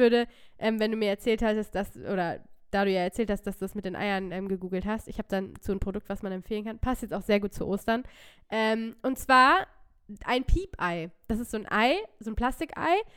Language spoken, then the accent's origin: German; near Hanover, Lower Saxony, Germany; ich komme aus der Nähe von Hannover. Ähm, und ich habe eigentlich auch bis auf ganz kurze Ausreißer immer in der Nähe von Hannover oder in Hannover ähm, gelebt